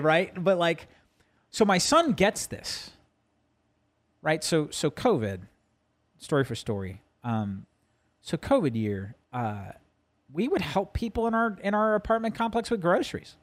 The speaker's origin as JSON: {"language": "English", "region": "New Jersey", "country": "United States", "tie": "born or raised there", "moved": "yes", "said": "growing up in Jersey and, you know, going to Madison Square Garden."}